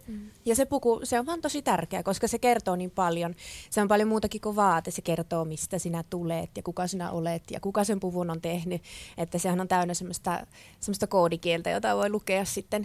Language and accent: Finnish; Ivalo, Lapland, Finland; minä olen Ivalosta kotoisin